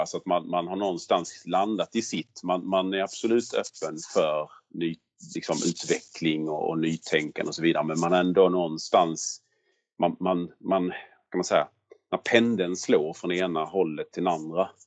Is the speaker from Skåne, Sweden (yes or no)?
yes; Skåne, Sweden; accent: Scanian (skånska); jag inte kan härma med min skånska